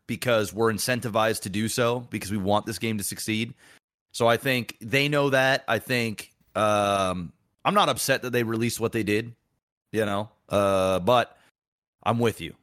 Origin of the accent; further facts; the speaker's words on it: Canada; I'm Canadian.